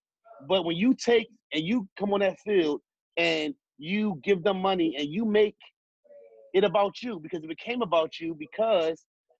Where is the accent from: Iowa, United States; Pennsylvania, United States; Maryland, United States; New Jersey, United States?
Pennsylvania, United States; Philadelphia; I'm from North Philly.